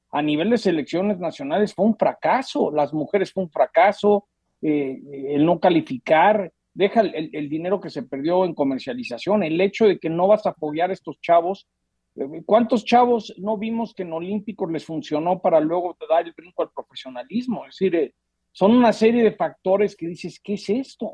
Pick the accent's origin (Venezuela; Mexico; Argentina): Mexico; como mexicano